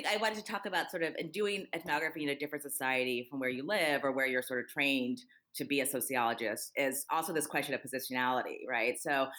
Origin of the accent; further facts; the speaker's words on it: United States; as an American, and particularly as a Black American.